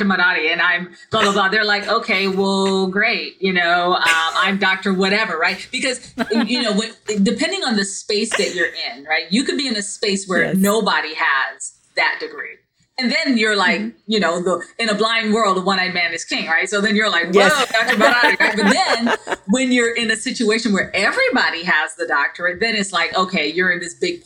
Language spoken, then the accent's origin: English; Barbados; now in United States; I'm not originally from the United States, I'm from Barbados. And so all of my teachers when I was young, they all looked like me, right? But then when I came to the United States